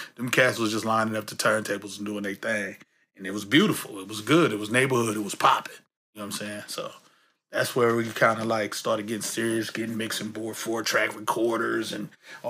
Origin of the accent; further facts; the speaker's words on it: San Francisco, California, United States; Yeah, definitely. You know, just the atmosphere, man.